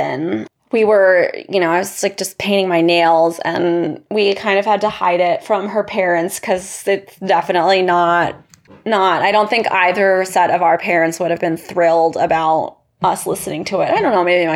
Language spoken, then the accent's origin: English; Los Angeles, California, United States; I grew up in Los Angeles